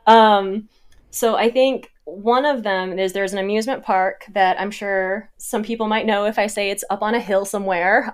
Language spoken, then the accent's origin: English; Midwest, United States; growing up in the Midwest, you've got a lot of, like, kind of farm, barn